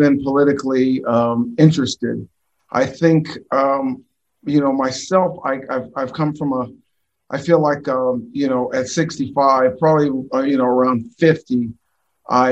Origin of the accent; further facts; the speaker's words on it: Orange County, Southern California, United States; I'm from Southern California, Orange County.